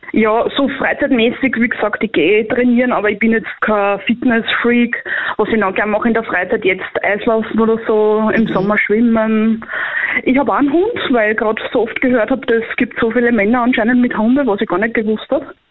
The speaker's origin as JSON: {"language": "German", "area": "Korneuburg district", "region": "Lower Austria", "country": "Austria", "said": "Bin aus Niederösterreich, Bezirk Korneuburg"}